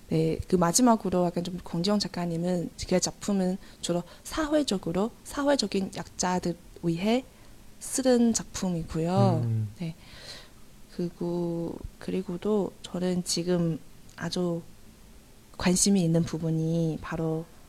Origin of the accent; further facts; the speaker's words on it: China; Korean is a second language; moved away as an adult; now in South Korea; 저는 1월에 잠깐 중국에 돌아갔어요